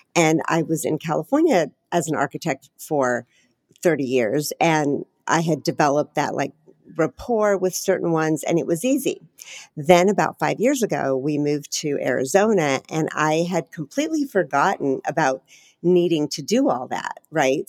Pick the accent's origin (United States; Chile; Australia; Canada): Chile; I'm from Chile